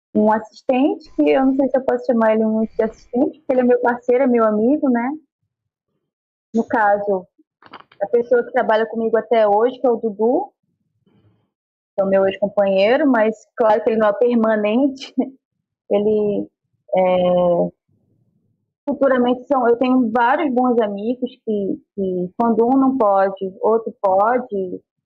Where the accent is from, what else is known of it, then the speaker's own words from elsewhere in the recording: Manaus, Amazonas, Brazil; moved away as an adult; also born or lived in São Paulo; now in Rio de Janeiro, Brazil; a minha terra, porque eu amo morar em Manaus